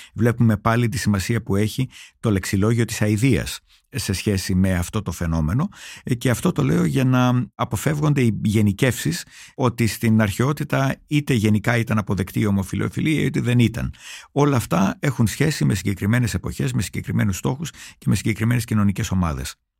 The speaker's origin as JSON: {"language": "Greek", "country": "Greece", "moved": "as an adult", "said": "ως ένας Έλληνας, ο οποίος έφυγε μόνιμα από την Ελλάδα όταν ήταν 26 χρονών"}